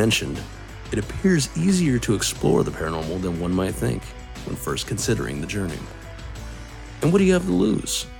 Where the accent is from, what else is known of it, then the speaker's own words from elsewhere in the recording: Arizona, United States; my home state